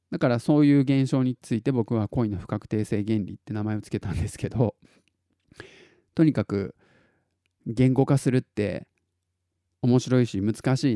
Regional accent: Tottori, Japan; born there; 僕あの自己紹介で鳥取生まれギターポップ育ちって言ってるじゃないですか

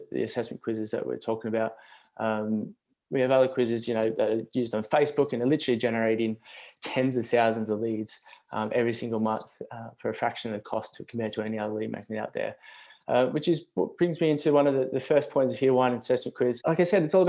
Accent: Australia; accent: Australian; moved away as an adult; now in Brighton, United Kingdom; I'm from Australia. I'm actually over here in the UK though, down in Brighton, hence the Australian accent

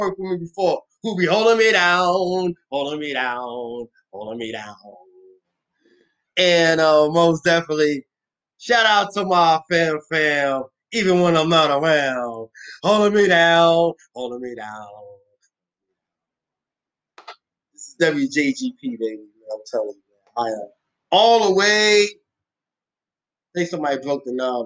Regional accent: New York City, New York, United States; moved away; When I grew up in Bed-Stuy

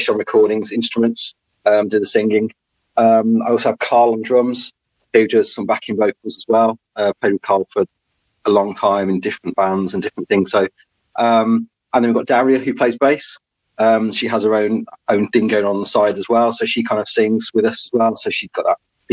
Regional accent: Wolverhampton, West Midlands, United Kingdom; I'm actually from Wolverhampton.

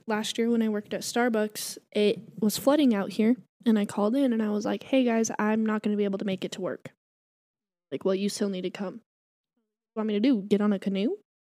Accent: New Mexico, United States; moved away; I'm from New Mexico, like, you know, two hours that way

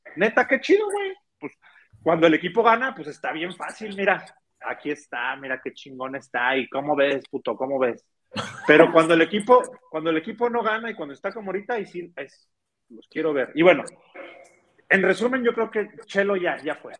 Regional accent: Mexico; de nuestra idiosincrasia como mexicanos

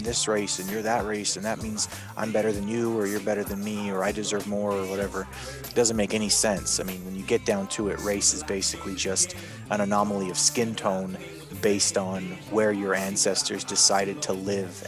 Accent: Canada; I'm Canadian, right? I grew up here up in the north

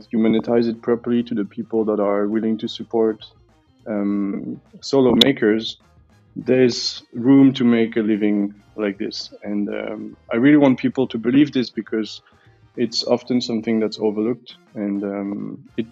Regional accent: Belgium; now in Switzerland; I'm from Belgium, currently living in Switzerland

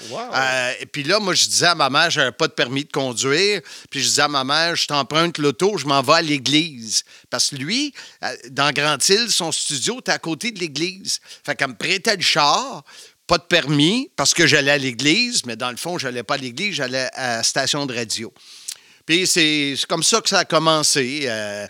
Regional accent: Salaberry-de-Valleyfield, Quebec, Canada; Valleyfield, la ville de l'amour, comme dirait Gilles Pro. Je suis un campi valencien

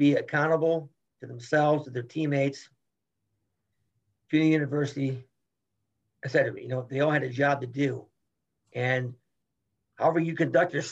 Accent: United States; I'm an American

